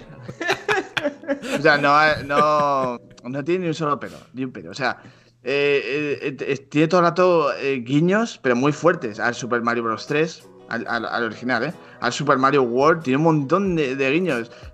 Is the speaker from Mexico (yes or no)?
no; Zaragoza, Aragon, Spain; yo tengo un, pique con Mariette que los dos somos de Zaragoza